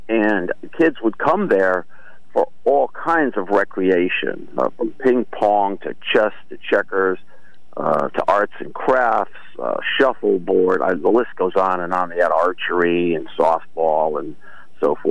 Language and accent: English; Wallingford, Connecticut, United States; back in the late 50s, early 60s, when I grew up in Wallingford